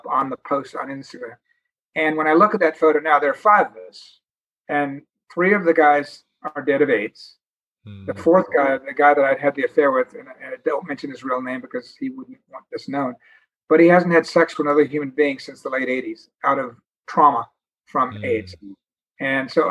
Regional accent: New York, United States; I was from New York

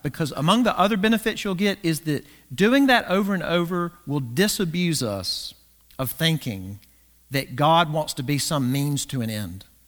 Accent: the South, United States; growing up in the South

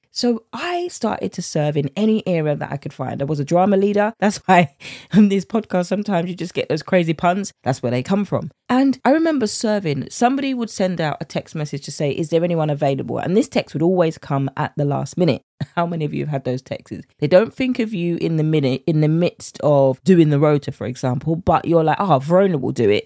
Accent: United Kingdom; accent: British; my British accent

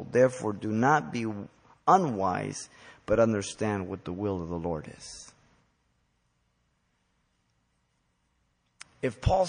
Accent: United States; We as American Christians

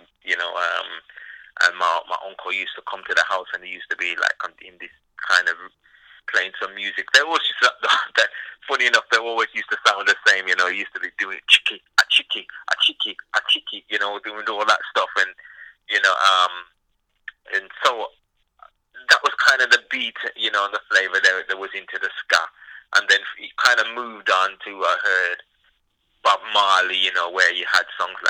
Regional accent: England, United Kingdom; I'm born and bred in England

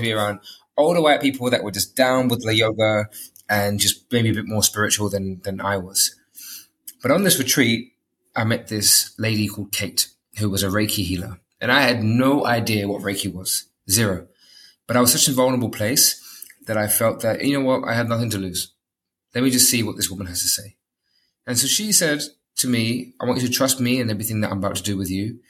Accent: London, United Kingdom; moved away as an adult; now in Dubai, United Arab Emirates; I was brought up in London

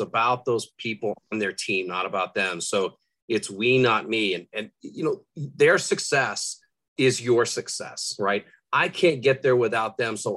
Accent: Rhode Island, United States; I grew up in Rhode Island

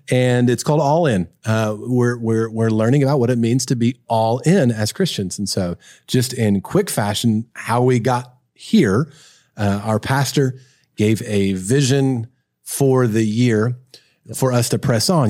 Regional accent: Kentucky, United States; I grew up in Kentucky.

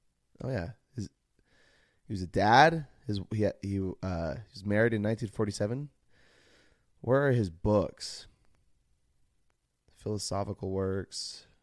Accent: Utah, United States; I grew up in Utah, in the U.S. of A., and was raised a Mormon, and Christianity is the only religion that is within my family.

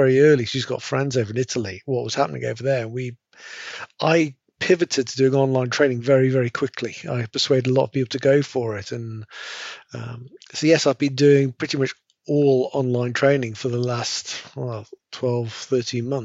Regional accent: Nottingham, East Midlands, United Kingdom; moved away as an adult; also born or lived in London / Edinburgh / Newcastle; I was born in Nottingham, but I've worked all over the UK and ended up back in Nottingham

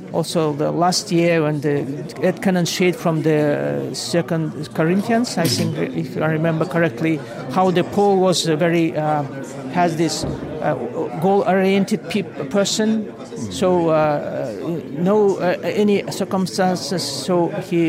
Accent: Almaty, Kazakhstan; I came from Kazakhstan. My Kazakhstan is a very big country

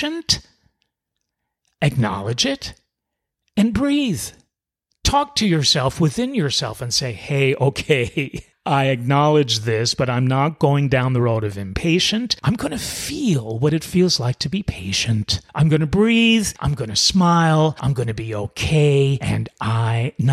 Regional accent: New York City, New York, United States; moved away; You might already know I'm originally from New York City. And us New York City folks have it in our DNA to not be very patient.

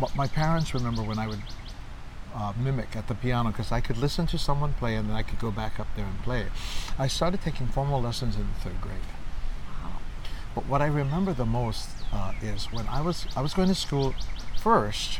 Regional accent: Honolulu, Hawaii, United States; I grew up in Kalihi.

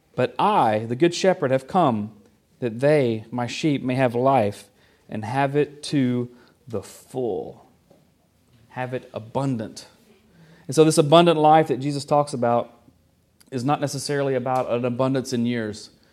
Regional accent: the South, United States; moved away; I was from the South, still am from the South

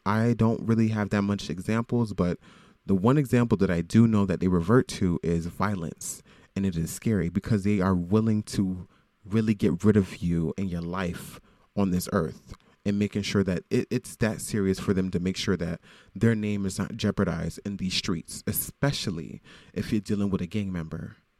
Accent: Broward County, South Florida, United States; now in Brooklyn, United States; I am from Florida. I am from South Florida, Broward County.

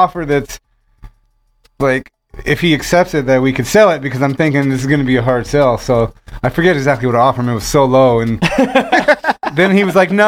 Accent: Las Vegas, Nevada, United States; also born or lived in Huntington Beach, California / Henderson, Nevada; I was actually raised in Vegas my whole life, but I was not born here

